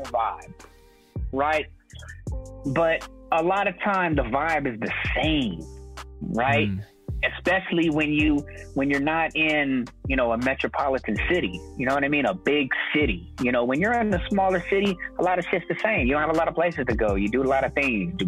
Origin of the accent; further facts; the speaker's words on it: East Bay, California, United States; now in San Francisco, United States; I was born in the East Bay